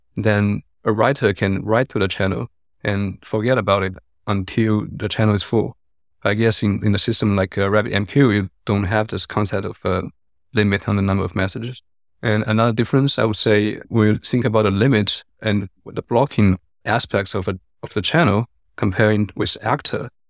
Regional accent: China; also born or lived in Hong Kong; now in Berlin, Germany; I grew up in China and I lived in Hong Kong, but I've been in Berlin for six to seven years already.

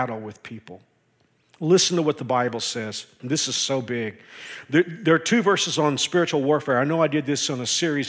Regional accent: Texas, United States; moved away as an adult; also born or lived in Houston, Texas; now in Kansas, United States; I grew up in Texas

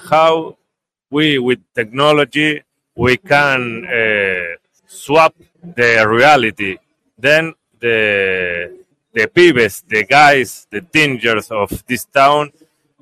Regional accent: Uruguay; English is a second language; I am from Uruguay

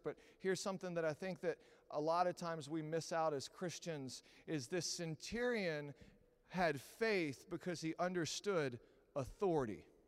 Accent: Texas, United States; I'm from Texas

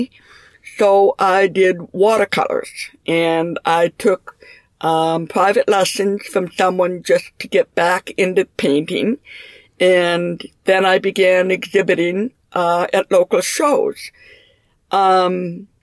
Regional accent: Minneapolis, Minnesota, United States; also born or lived in St. Cloud; I was raised in Minneapolis and graduated from high school here

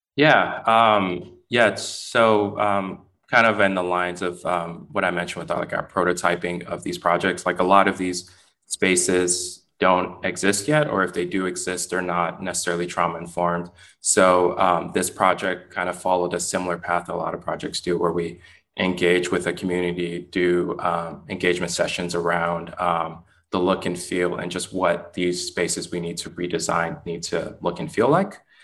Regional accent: Richmond, California, United States; now in Oakland, United States; I grew up um, not too far from where I am based right now in Oakland, in Richmond, California

